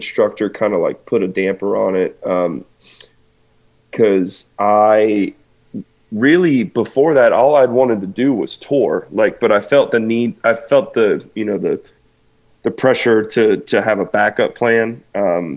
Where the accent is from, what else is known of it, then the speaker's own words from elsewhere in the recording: the South, United States; I'm from the South